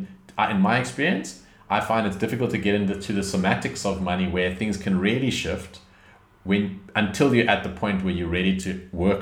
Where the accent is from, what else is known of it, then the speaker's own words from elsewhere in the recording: South Africa; I come from South Africa.